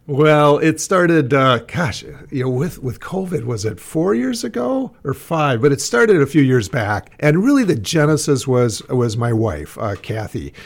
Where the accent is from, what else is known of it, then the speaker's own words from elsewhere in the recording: Lake Pepin, Minnesota, United States; when I was a kid growing up in Lake Pepin